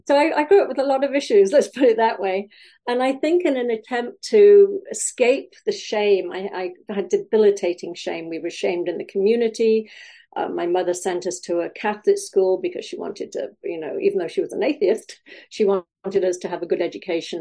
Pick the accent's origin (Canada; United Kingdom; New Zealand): United Kingdom; Wales; now in California, United States; I grew up in Wales. Uh, I now live in California